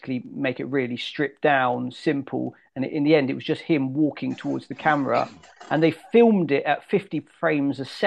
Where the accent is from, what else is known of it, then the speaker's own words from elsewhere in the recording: Devon, South West England, United Kingdom; I'm from Devon